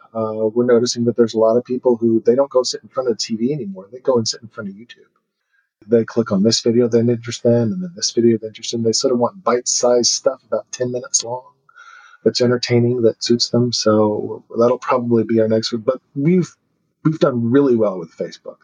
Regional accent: United States; I don't really behave like an American anymore.

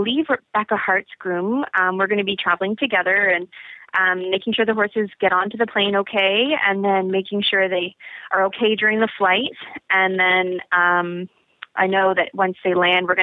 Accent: Canada; I'm Canadian

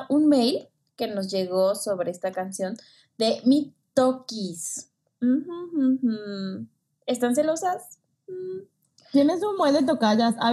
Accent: Puerto Rico; Como siempre, siempre, soy de Puerto Rico.

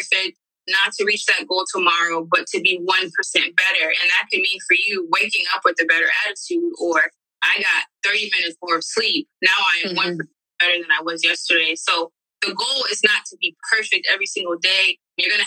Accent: Miami, Florida, United States; moved away; I'm from Miami, so I used to have clients back home

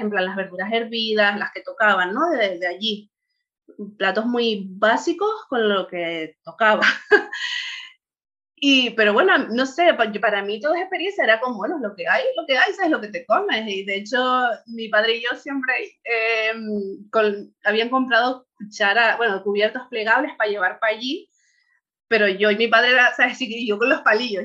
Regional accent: Tenerife, Canary Islands, Spain; moved away as an adult; now in Bulgaria; Y allí nacimos mi hermana y yo. Y allí es de donde soy, vamos, y donde crecí todo, hasta los 30 y largos que nos fuimos de allí.

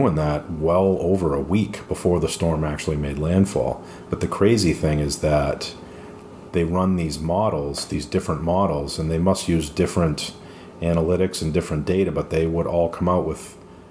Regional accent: Northeast, United States; moved away as an adult; now in Florida, United States; where I'm from in the Northeast

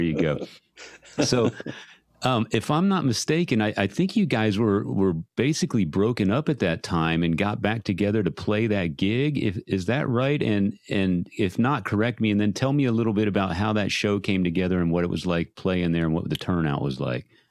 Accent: San Antonio, Texas, United States; being born and raised in San Antonio

